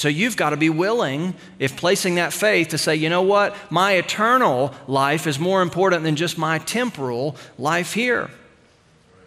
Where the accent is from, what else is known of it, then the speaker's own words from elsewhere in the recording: United States; us as American Christians